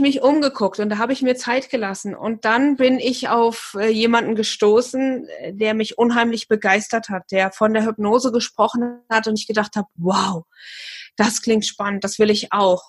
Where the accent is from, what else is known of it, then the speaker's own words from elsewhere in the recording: near Fulda, Hesse, Germany; Ich komme aus dem schönen Hessen und zwar äh, aus der Nähe von Fulda